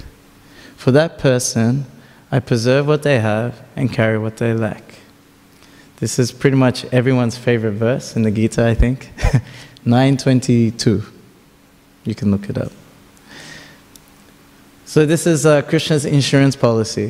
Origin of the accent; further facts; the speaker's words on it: Australia; first language Tamil; me and my brother grew up in Australia